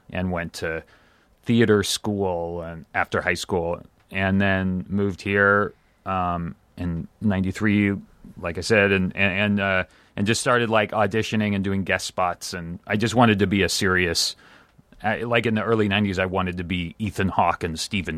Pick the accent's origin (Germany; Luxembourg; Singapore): Germany; moved away; Actually 100% I was born and raised in Germany and moved here